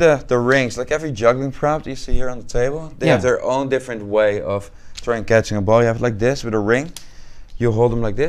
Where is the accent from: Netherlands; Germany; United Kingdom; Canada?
Netherlands; moved away as an adult; now in Sevier County, United States; originally I'm from the Netherlands.